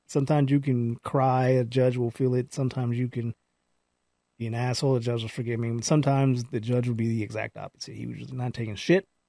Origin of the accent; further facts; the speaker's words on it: Palmdale, California, United States; I grew up in Palmdale